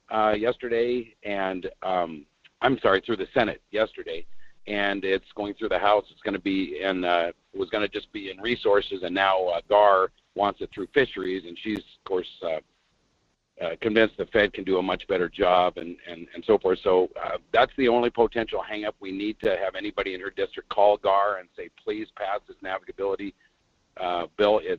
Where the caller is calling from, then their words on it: Fairbanks, Alaska, United States; Hey, this is … in Fairbanks